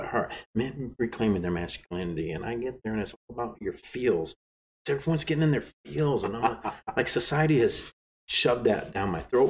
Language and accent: English; Arkansas, United States; I'm from Arkansas